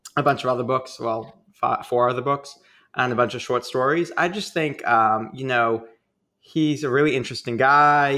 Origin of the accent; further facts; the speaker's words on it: Boston, Massachusetts, United States; accent: Boston; I'm from Boston.